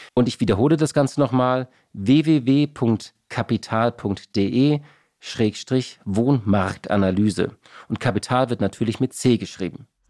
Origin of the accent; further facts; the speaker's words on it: Hamburg, Germany; als Hamburger